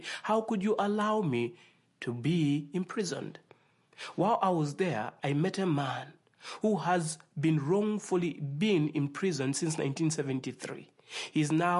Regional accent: Zambia; I'm from Africa. I was born in the nation called Zambia

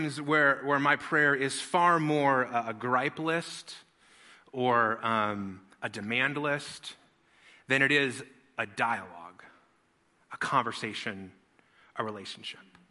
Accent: Las Vegas, Nevada, United States; I grew up in Las Vegas, which is the best people watching city in the whole wide world.

